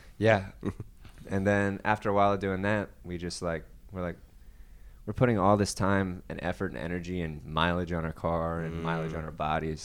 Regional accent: Baltimore, Maryland, United States; moved away as an adult; also born or lived in Nashville, Tennessee; now in Charlotte, United States; I'm from Baltimore, Maryland

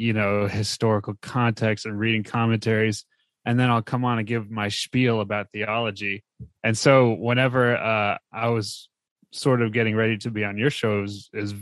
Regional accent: New Jersey, United States; moved away as an adult; also born or lived in Texas; I was born and raised in New Jersey.

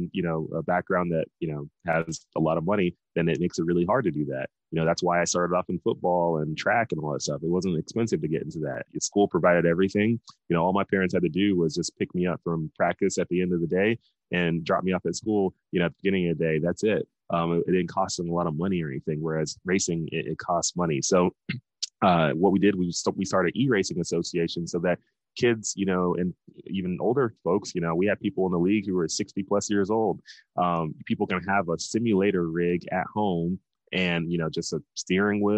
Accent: Dallas, Texas, United States; we're from Dallas, Texas

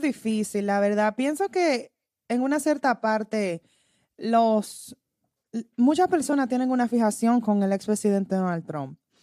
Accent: Dominican Republic; puede ser por el país de que soy, de la República Dominicana

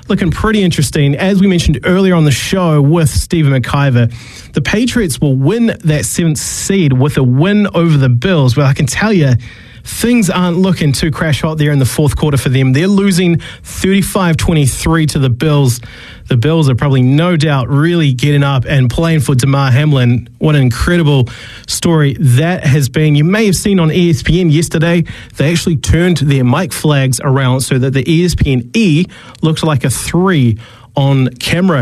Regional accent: New Zealand; moved away; also born or lived in Australia; being a Kiwi

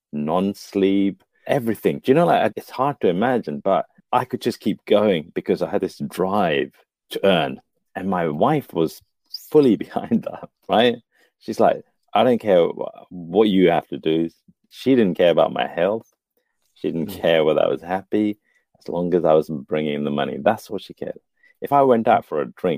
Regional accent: India; I'm Indian.

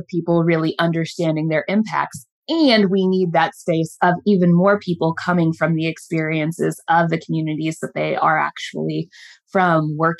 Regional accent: Midwest, United States; now in Baltimore, United States; learn the city of Baltimore and the state of Maryland, because I was a transplant from the Midwest.

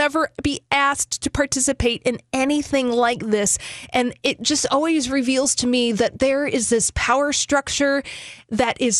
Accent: United States; We experienced prom in some capacity as American kids

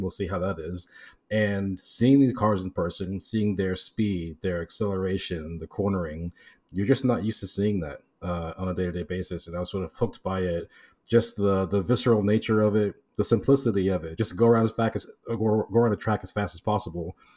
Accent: Miami, Florida, United States; moved away; I'm from Miami originally

